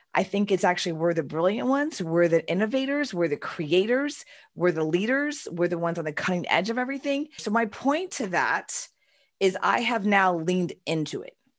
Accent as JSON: {"language": "English", "town": "Houston", "region": "Texas", "country": "United States", "tie": "born or raised there", "said": "I was born and raised in Texas and Houston"}